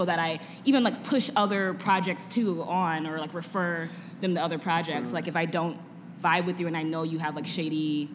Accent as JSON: {"language": "English", "town": "Chicago", "region": "Illinois", "country": "United States", "tie": "born or raised there", "also_born_or_lived": "Los Angeles", "said": "It's where I grew up in Logan Square"}